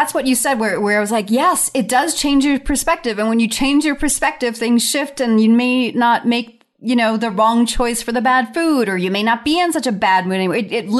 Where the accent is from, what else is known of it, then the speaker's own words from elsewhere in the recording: Long Island, New York, United States; when I was a little kid growing up in Long Island